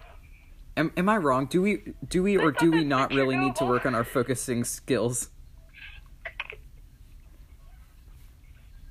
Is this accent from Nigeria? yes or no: no; Florida, United States; I'm from Florida